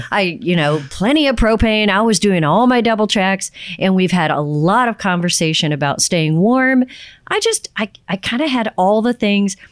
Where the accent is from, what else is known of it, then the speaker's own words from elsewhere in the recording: Texas, United States; I'm from Texas